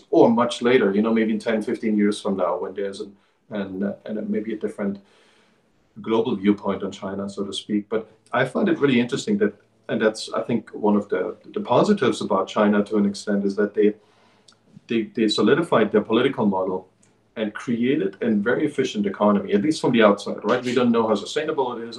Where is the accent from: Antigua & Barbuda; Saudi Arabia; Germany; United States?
Germany; East Germany; moved away; when we were growing up as children. In Eastern Germany